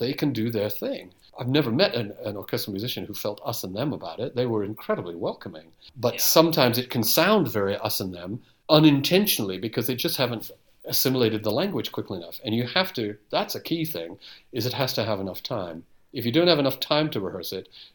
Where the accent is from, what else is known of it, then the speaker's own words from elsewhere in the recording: Bloomington, Minnesota, United States; I was brought up in Minnesota